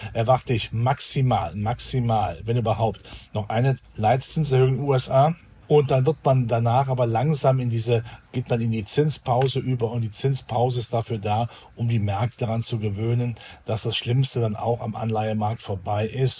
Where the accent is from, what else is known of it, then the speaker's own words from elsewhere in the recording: Germany; bei uns in Deutschland